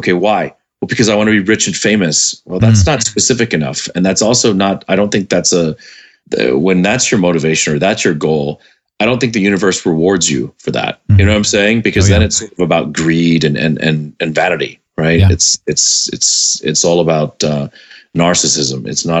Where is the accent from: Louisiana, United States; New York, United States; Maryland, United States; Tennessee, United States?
Tennessee, United States; Memphis; also born or lived in California / Indiana / Bermuda; when I was in high school in Memphis, Tennessee, and junior high, and part of, as I moved, I was born in California. After a year and a half, I moved to Indiana. After 2 years there, I moved to Bermuda.